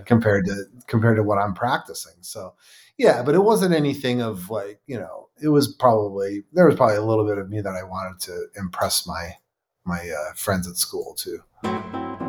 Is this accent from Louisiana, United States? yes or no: no; Buffalo, New York, United States; I was born and raised in Buffalo, New York